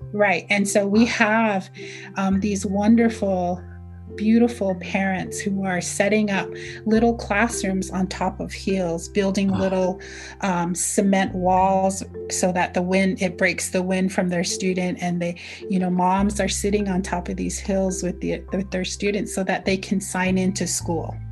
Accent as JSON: {"language": "English", "region": "Navajo Nation", "country": "United States", "first_language": "Navajo", "second_language": "English", "said": "So I just introduced myself in Navajo."}